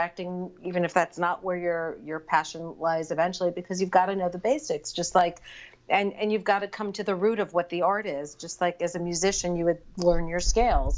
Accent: New York, United States; I grew up in New York and I grew up going to the theater from the time I was very little.

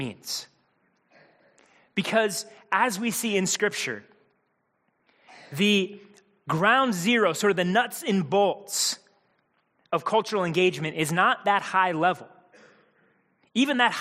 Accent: Midwest, United States; Mindy and I, growing up in the Midwest

